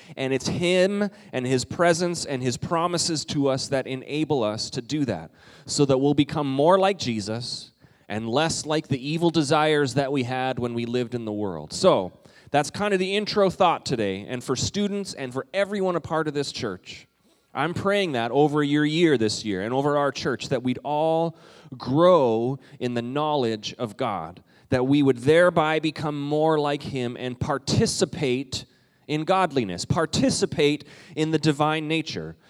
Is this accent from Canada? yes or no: yes; Canada; moved away; When I was in the fourth grade, what we did, um, and this was in Canada